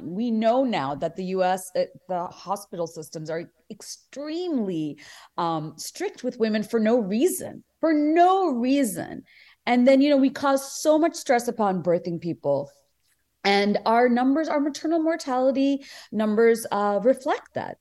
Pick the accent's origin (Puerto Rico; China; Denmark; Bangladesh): Bangladesh; now in United States; even before I came to America, I mean, just growing up in Bangladesh